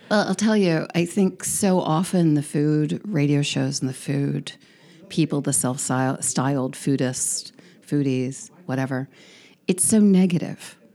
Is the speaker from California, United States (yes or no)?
yes; San Diego, California, United States; moved away as an adult; also born or lived in Encinitas; now in Rehoboth Beach, United States; I grew up on the border